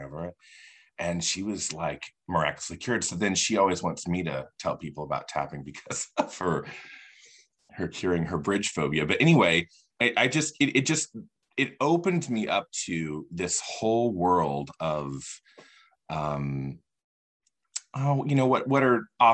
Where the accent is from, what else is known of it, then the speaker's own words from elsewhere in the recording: Indiana, United States; moved away as an adult; also born or lived in Los Angeles, California; I live in Indiana now, and I'm from Indiana, but I lived in California from like 2007 to 2015